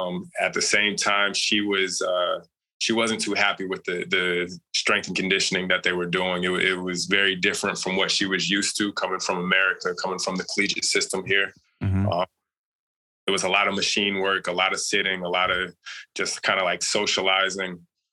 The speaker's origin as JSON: {"language": "English", "town": "Phoenix", "region": "Arizona", "country": "United States"}